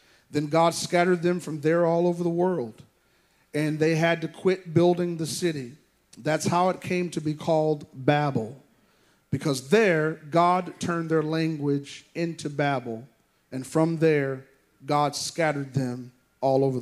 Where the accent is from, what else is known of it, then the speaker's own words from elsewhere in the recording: Sioux City, Iowa, United States; moved away; I was born and raised in Sioux City, Iowa